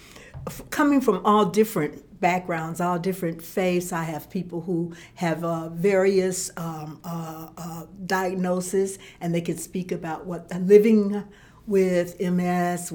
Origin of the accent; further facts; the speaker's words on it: Chicago, Illinois, United States; moved away as an adult; now in Florence, United States; I am originally from Chicago, and I came here in the 90s